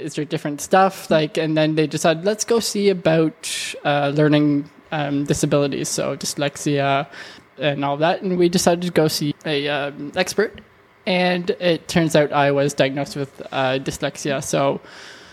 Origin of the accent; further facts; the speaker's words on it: Riverview, New Brunswick, Canada; I'm from Riverview, born in 98